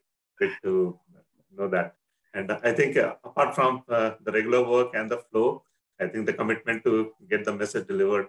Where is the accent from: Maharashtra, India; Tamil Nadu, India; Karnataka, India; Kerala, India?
Maharashtra, India; Pune; I'm from Pune, India.